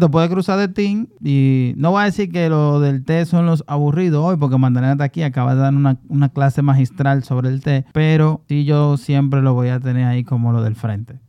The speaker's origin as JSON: {"language": "Spanish", "town": "Santo Domingo Oeste", "region": "Distrito Nacional", "country": "Dominican Republic", "said": "yo tengo ya como siete años colaborando directamente con, con, el Carnaval de Herrera, que también es mi comunidad"}